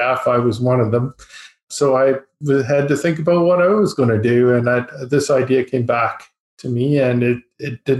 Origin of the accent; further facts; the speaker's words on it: High River, Alberta, Canada; I'm an Albertan. I was born in High River, Alberta, which is not so far from Calgary. It's just south of Calgary. Small town boy.